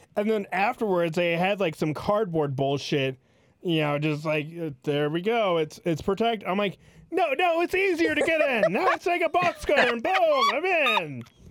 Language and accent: English; California, United States; We're from California.